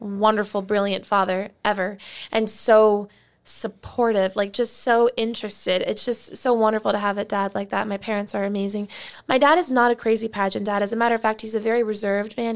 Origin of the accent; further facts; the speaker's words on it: Plantation, Florida, United States; I grew up in Plantation, Florida, in Broward County.